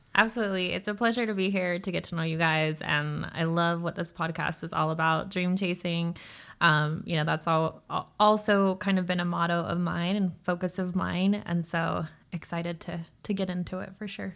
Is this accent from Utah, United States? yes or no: yes; Utah, United States; I grew up, I am a Utah native, um, hence I don't have an accent.